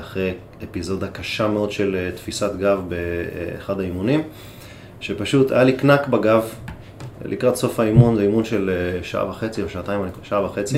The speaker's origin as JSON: {"language": "Hebrew", "country": "Israel", "said": "בנו גם בפרט כישראלים"}